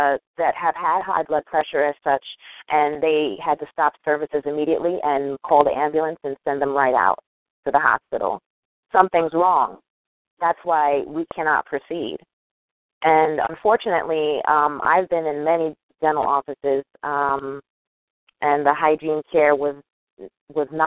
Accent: New York, United States; moved away as an adult; also born or lived in North Carolina; I am a New Yorker

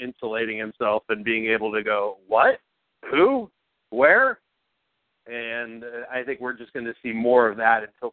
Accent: Youngstown, Ohio, United States; now in Columbus, United States; from Youngstown to C-Bus

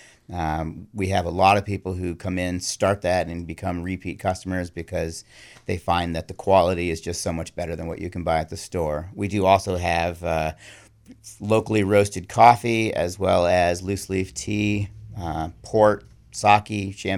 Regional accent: Ann Arbor, Michigan, United States; also born or lived in Buffalo, New York / Massachusetts; Most recently, I came from Massachusetts, but I grew up in Ann Arbor, Michigan, Buffalo, New York, and then I've lived in New England now for about 30 years.

